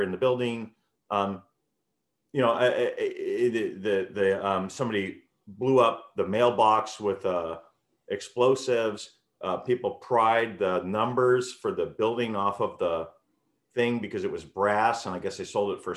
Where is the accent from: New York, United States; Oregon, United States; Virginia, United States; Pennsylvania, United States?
New York, United States; New York City; I grew up in the Bronx, and you know, from when I was born in 1968